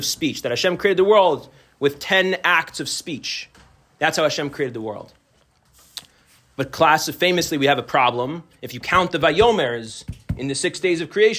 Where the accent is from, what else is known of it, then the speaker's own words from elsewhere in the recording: New Jersey, United States; moved away as an adult; now in Chicago, United States; I'm originally from the New Jersey area, and I have a lot of old close friends from this area, and family and friends, and I moved to Chicago almost 10 years ago